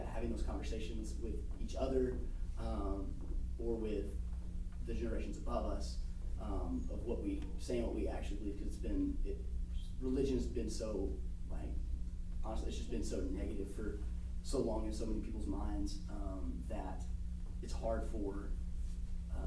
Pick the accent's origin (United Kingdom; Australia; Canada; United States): United States; South Alabama; being from the South and being from, you know, family, grew up in South Alabama